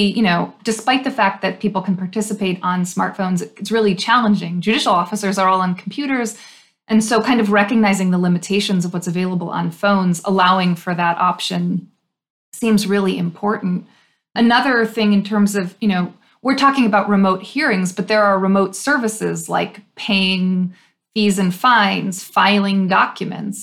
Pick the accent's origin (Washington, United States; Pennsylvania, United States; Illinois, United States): Illinois, United States; in Illinois, which is my home state